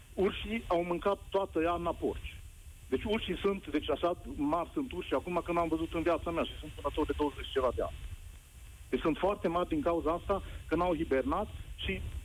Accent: Covasna County, Romania; sunt de la Covasna

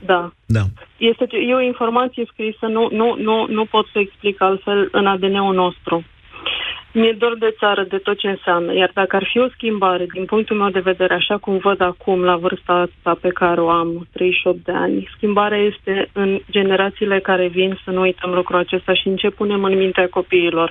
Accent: Craiova, Dolj, Romania; moved away as an adult; am plecat dintr-o firmă uh, absolut colosală în Craiova, de acolo de unde sunt eu

